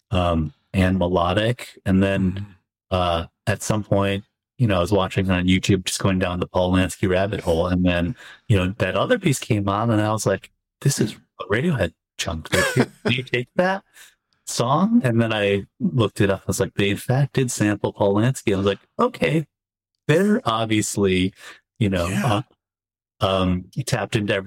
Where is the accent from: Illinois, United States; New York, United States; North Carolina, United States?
Illinois, United States; Chicago; as a Chicagoan, a curmudgeon-y Chicago